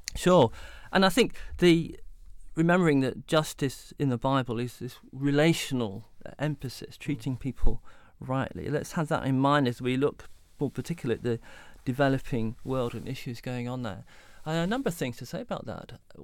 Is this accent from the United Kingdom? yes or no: yes; Derby, East Midlands, United Kingdom; also born or lived in Southampton; I was a teenager growing up in Derby in the East Midlands